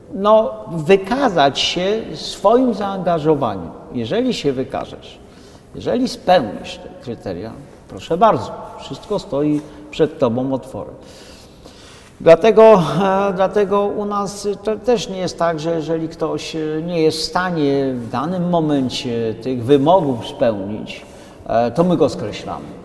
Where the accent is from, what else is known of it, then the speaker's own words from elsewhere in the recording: Podhale, Lesser Poland, Poland; moved away; pochodzę z Podhala, jestem, jak to gadają, rodowity górol